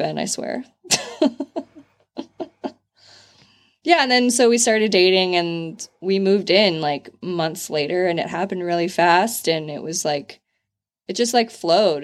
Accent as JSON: {"language": "English", "region": "California", "country": "United States", "moved": "yes", "said": "From California"}